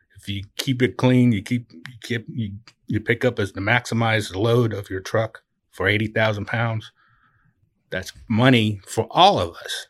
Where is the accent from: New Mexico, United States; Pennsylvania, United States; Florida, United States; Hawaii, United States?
Hawaii, United States; Oahu; also born or lived in California / Utah; now in Branson, Missouri, United States; I'm from Oahu